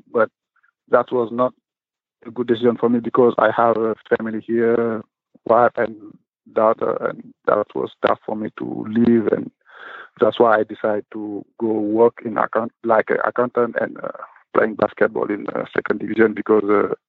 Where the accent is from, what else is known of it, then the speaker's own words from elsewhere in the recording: Dakar, Senegal; English is a second language; also born or lived in Karlak; now in Fribourg, Switzerland; Yeah, I born in Karlak, and I grew up in Dakar, there where I start basketball too. And in 2007, I joined Swiss for study, and I have opportunity to play basketball, and I do it, and now I'm in Fribourg.